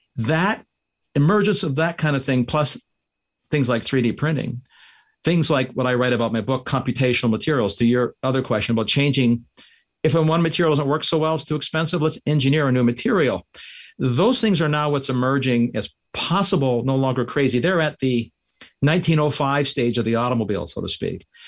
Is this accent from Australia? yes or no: no; Canada; now in United States; I'm a Canadian. I immigrated here.